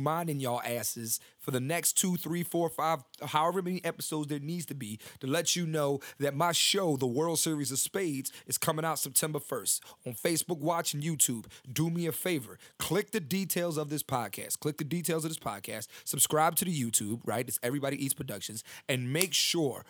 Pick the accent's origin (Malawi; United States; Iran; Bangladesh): United States; Philadelphia, Pennsylvania; I'm from Philadelphia, Pennsylvania